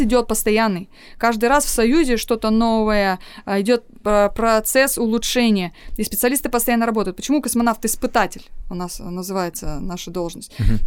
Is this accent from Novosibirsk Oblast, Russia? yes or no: yes; Novosibirsk, Novosibirsk Oblast, Russia; moved away as an adult; also born or lived in Altai; Я коренная новосибирка. Я там родилась, выучилась, выросла